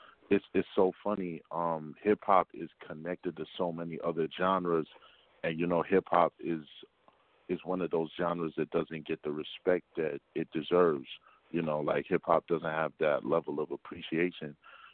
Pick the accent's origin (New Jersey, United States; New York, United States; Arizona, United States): New York, United States; Mount Vernon; now in Bronx, United States; I'm from Mount Vernon, New York, but I reside in the Bronx currently.